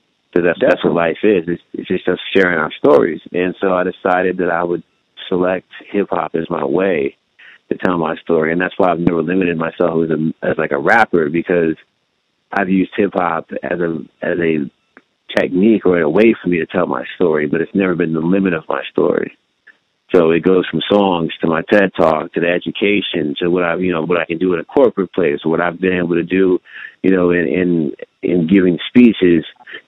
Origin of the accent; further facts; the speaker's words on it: California, United States; born there; basically I was born in California, and we drove across the interstate following telecommunications work for my dad.